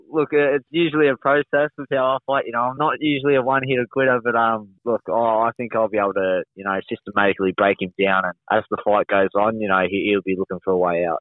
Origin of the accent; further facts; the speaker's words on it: Wollongong, New South Wales, Australia; down in Wollongong, down my hometown